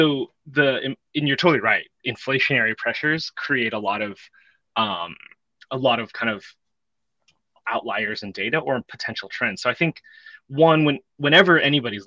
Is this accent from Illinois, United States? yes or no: no; Bay Area, California, United States; I grew up in the Bay Area, longtime 49er fan